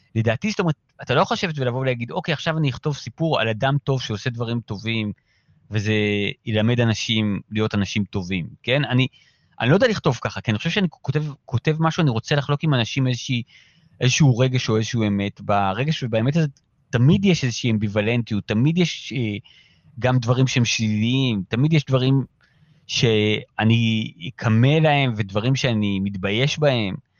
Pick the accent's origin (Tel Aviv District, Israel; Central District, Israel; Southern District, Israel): Tel Aviv District, Israel; Ramat Gan; אנחנו גדלנו כמו אה, חבורת פרטיזנים ביערות של רמת גן